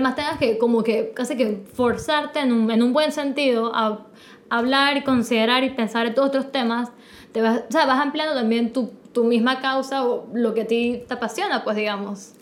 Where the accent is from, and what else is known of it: Panama